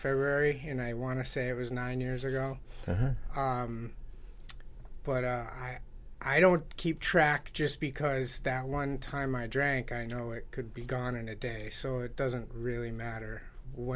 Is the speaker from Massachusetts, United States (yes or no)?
yes; Easthampton, Massachusetts, United States; also born or lived in Providence, Rhode Island / Putney, Vermont; Born and raised in East Hampton